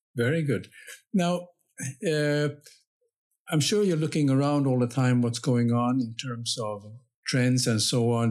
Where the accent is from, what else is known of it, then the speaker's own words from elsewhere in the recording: Finland; I'm coming from Finland